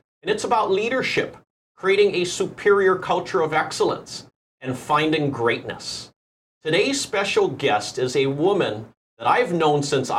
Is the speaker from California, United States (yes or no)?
no; Mililani, Hawaii, United States; also born or lived in Wahiawa, Hawaii; I grew up in Waihewa till I was around 7 years old before moving to Mililani.